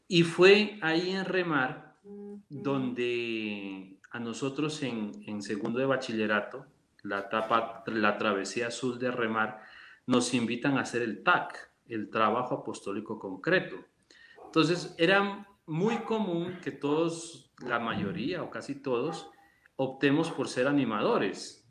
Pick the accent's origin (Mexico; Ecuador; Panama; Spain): Ecuador; Loja; moved away as an adult; nosotros ya nacimos en Loja, yo soy el tercero de cuatro hermanos